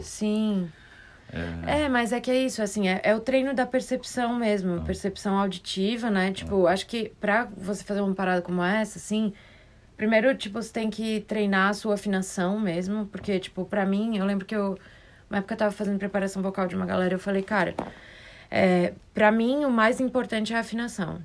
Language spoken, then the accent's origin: Portuguese; Florianópolis, Santa Catarina, Brazil; Nasci em Floripa